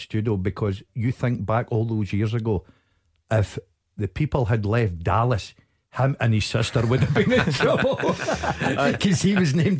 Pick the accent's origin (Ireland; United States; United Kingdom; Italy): United Kingdom; Motherwell, Scotland; Now, I'm from Motherwell